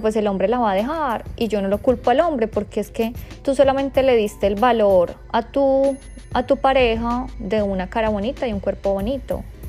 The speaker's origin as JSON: {"language": "Spanish", "town": "Bogotá", "region": "Bogotá Capital District", "country": "Colombia", "tie": "born or raised there", "moved": "yes", "said": "Bogotá, que es mi ciudad natal"}